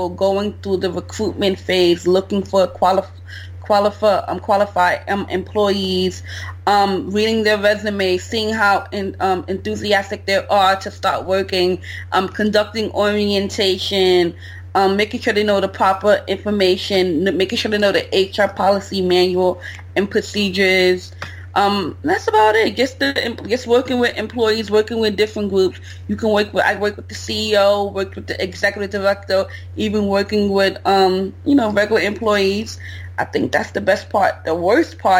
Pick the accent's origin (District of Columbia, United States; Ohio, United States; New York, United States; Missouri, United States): New York, United States; New York City; I'm from the Bronx. I live in New York City